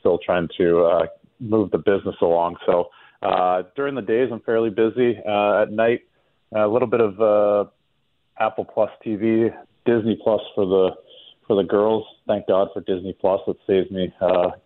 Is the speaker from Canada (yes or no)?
yes; Canada; now in South Florida, United States; my home country of Canada